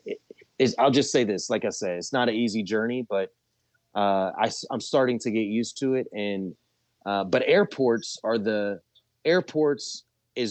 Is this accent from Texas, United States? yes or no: yes; Galveston, Texas, United States; now in Sri Lanka; where I was born in Galveston